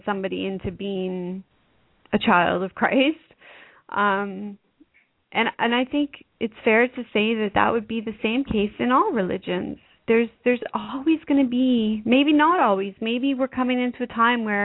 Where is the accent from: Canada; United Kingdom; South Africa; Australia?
Canada; being a Canadian